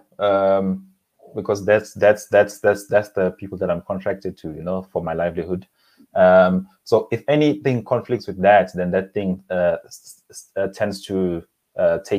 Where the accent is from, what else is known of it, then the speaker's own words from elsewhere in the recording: KwaZulu-Natal, South Africa; moved away as an adult; also born or lived in Durban / KwaMashu / Eshowe / Harding; now in Johannesburg, South Africa; I was born in Durban Addington Hospital, and then I grew up in a number of areas actually in the KwaZulu-Natal province